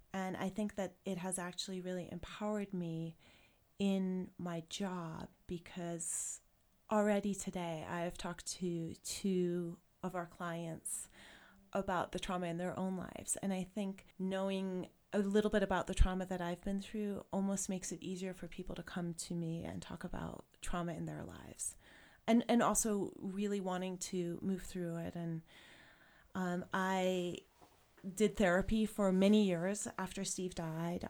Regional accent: South Africa; moved away as an adult; now in Jackson, United States; Water was always an issue when I was growing up there

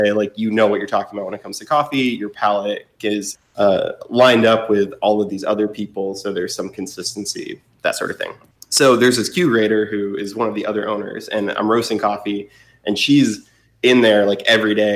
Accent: Fort Wayne, Indiana, United States; also born or lived in Boston / Bloomington, Indiana; now in Indianapolis, United States; I'm from Indiana originally, from Fort Wayne

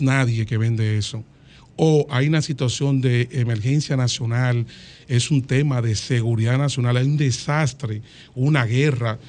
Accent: Dominican Republic; yo soy dominicano, ciudadano dominicano

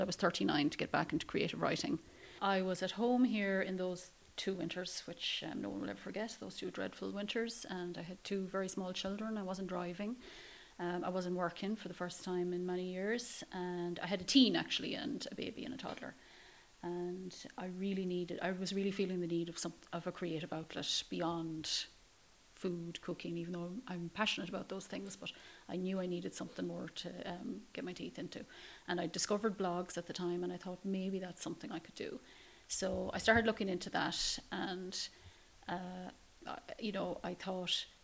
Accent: Ballinamore, Connacht, Ireland; I'm born and raised in Ballinamore

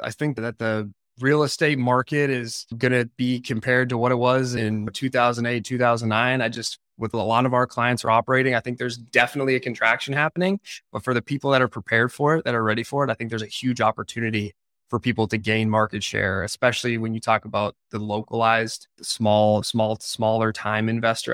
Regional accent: Canada; now in United States; I'm from Canada

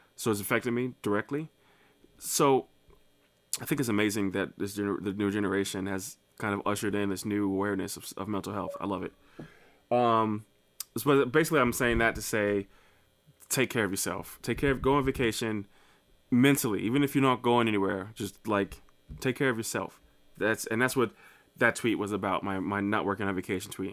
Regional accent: New Jersey, United States; now in Saint Louis, United States; I'm from Saint Louis, Missouri, by way of New Jersey

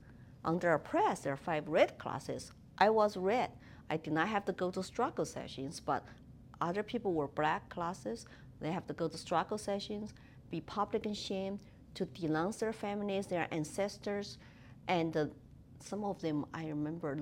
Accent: Chengdu, Sichuan, China; English is a second language; moved away as an adult; now in United States; I was born in Chengdu, which is the capital city of Sichuan province in southwestern China next to Tibet.

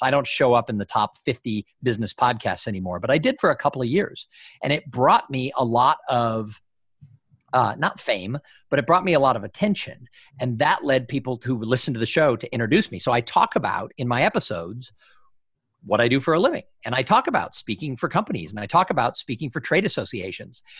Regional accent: Los Angeles, California, United States; moved away; I grew up in Los Angeles

